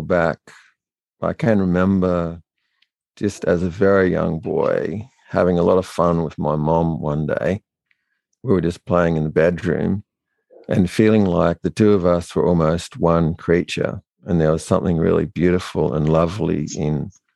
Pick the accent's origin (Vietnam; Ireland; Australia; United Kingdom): Australia; New South Wales; also born or lived in Bathurst; We grew up on a sheep and cattle station way out in the outback